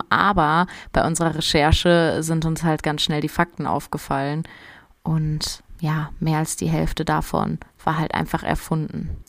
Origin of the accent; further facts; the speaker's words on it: Geisenheim, Hesse, Germany; Meine Eltern hatten damals ein Mehrfamilienhaus in Geisenheim in Rheingau, wo ich aufgewachsen bin, in dem wir auch selbst gewohnt haben.